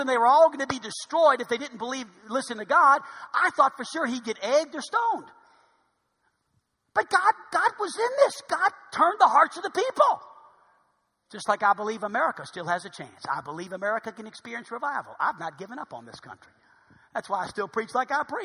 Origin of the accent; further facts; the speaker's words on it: New Orleans, Louisiana, United States; now in Hot Springs, United States; I'm from New Orleans.